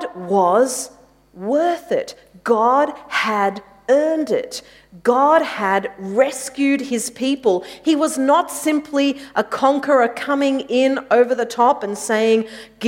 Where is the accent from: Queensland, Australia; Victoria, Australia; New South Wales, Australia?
Victoria, Australia; Mitcham; I grew up in Mitcham